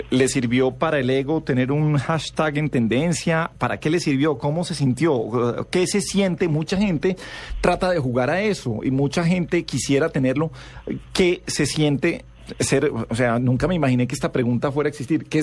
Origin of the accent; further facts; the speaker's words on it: Cali, Valle del Cauca, Colombia; vivo acá, pero soy caleña.